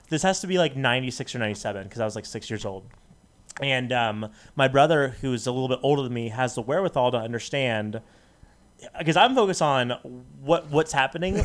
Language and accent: English; Las Vegas, Nevada, United States; also born or lived in Dallas; I was born in Dallas, but raised in Las Vegas.